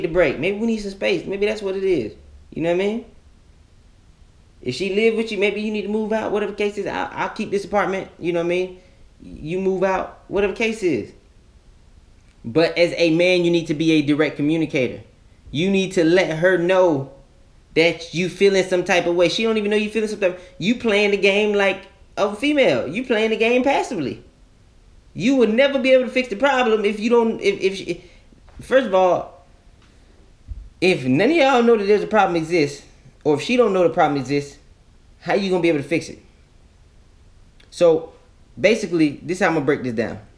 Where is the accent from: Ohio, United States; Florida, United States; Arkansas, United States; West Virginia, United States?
Florida, United States; I'm a kid from Florida.